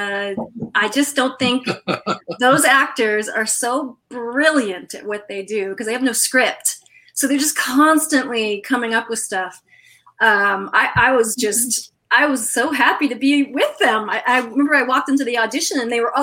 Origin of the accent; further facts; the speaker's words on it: Massachusetts, United States; I grew up in Massachusetts, so a liberal state, but in a red town